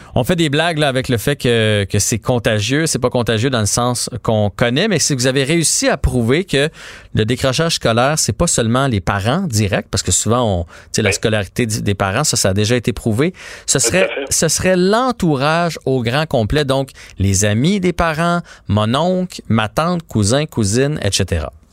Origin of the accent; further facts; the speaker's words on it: Quebec, Canada; en tant que Québécois